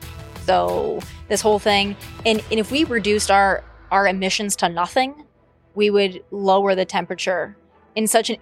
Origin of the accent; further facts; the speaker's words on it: South Dakota, United States; So I'm from South Dakota